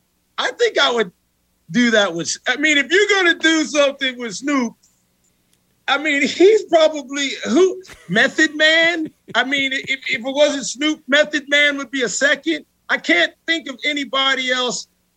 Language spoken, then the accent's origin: English; El Paso, Texas, United States; My hometown on the planet is El Paso, Texas. I can live anywhere in the world, but my hometown is El Paso.